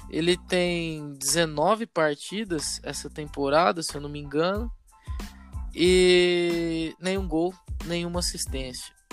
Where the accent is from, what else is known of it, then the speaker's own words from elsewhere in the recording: São Paulo, Brazil; accent: caipira; Você vai perceber que a gente tem um sotaque meio caipira, porque a gente é do interior de São Paulo